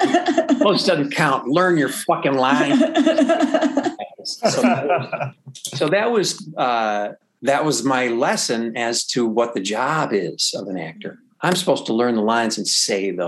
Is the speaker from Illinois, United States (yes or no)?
yes; Chicago, Illinois, United States; I'm from Chicago